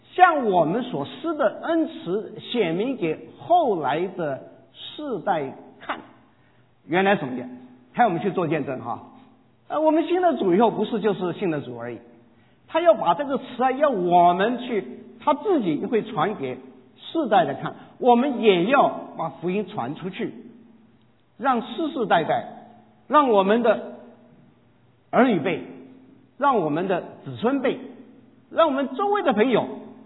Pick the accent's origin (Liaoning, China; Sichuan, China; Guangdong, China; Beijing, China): Guangdong, China; 我是广东人